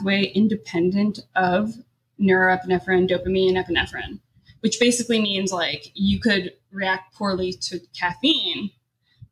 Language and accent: English; United States; having been so lucky to be positioned as like an American born